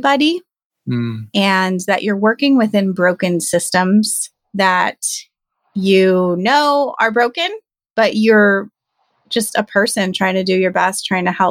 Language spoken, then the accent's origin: English; Southern California, United States; I am born and raised in Southern California